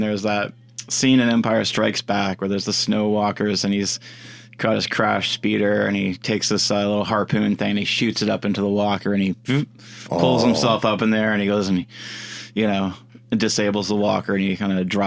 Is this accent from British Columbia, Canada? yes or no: yes; Comox, British Columbia, Canada; I grew up on Vancouver Island